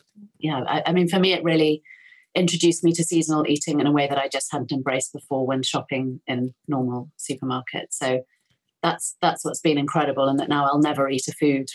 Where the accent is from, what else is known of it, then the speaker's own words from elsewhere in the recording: United Kingdom; I'm so British